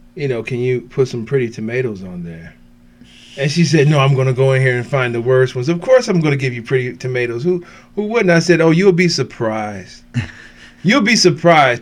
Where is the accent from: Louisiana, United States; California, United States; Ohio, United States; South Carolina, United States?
Ohio, United States; Cleveland; This is where I grew up. I'm from Cleveland.